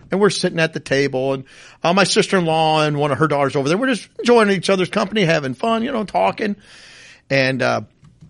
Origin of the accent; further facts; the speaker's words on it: the North, United States; I always said creek, and I'm from the North